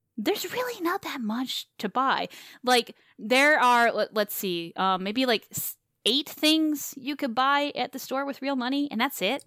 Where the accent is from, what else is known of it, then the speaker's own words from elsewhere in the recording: the South, United States; moved away; I came from the South. I grew up in the South.